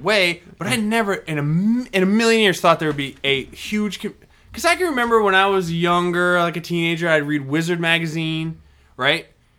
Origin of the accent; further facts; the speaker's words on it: the East, East Coast, United States; I'm from the East, like, the fucking East.